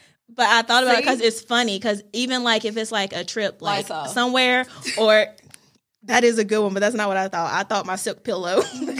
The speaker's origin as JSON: {"language": "English", "town": "Asheboro", "region": "North Carolina", "country": "United States", "tie": "born or raised there", "also_born_or_lived": "Randleman, North Carolina", "said": "I grew up in Asheboro, North Carolina, but if we want to get real specific with it, I spent a little bit of time in Randaman and then Asheboro."}